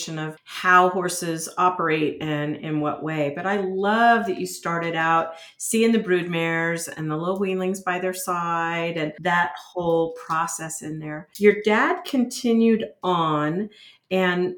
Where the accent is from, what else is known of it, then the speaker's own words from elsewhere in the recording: Bryan, Texas, United States; I know Texas very well. I was born in Bryan